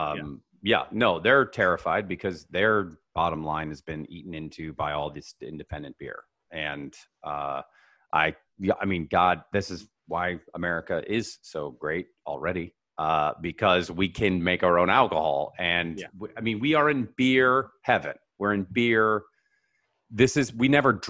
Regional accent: Seattle, Washington, United States; Red Hook up in Seattle, my hometown

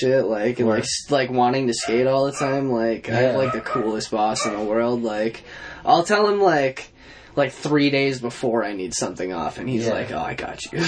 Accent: Massachusetts, United States; I'm from Massachusetts

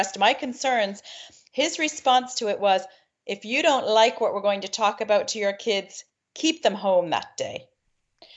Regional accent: Maine, United States; moved away as an adult; now in Ireland; Born and raised in Maine, East Coast, USA. I've been in Ireland 20 years

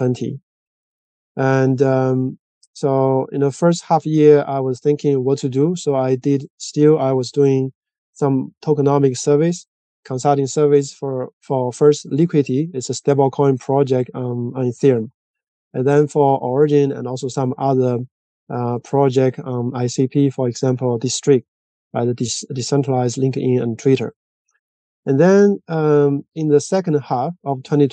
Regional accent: China; moved away as an adult; also born or lived in France / Zurich, Switzerland; now in Switzerland; I'm originally from China. And I came to Europe in 2008

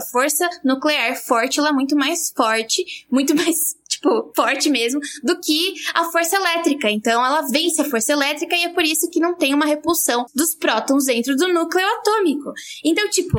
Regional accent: southeastern Brazilian coast, Brazil; como caiçara

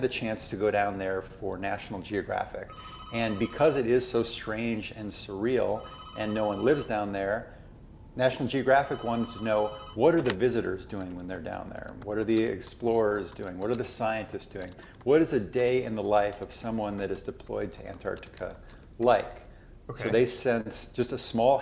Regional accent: Minnesota, United States; moved away as an adult; also born or lived in Alaska; I grew up in Minnesota

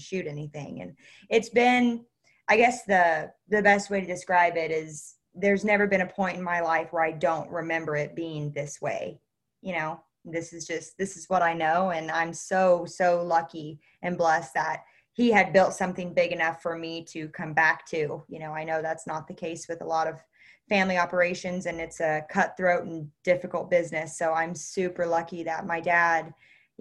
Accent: Northwest Missouri, United States; I was born and raised here in Northwest Missouri

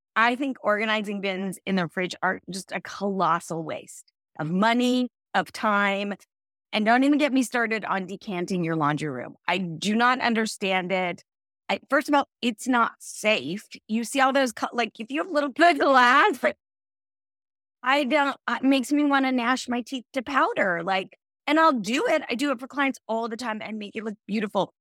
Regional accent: Central California, United States; I grew up in Central California.

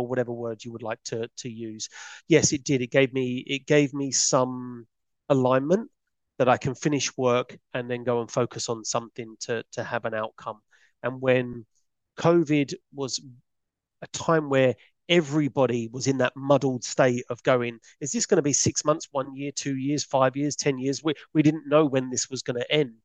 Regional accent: London, United Kingdom; I was a kid from Peckham

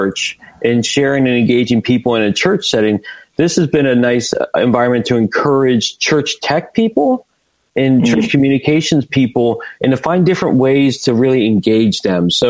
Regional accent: United States; I'm from right outside D.C., okay. Washington D.C.

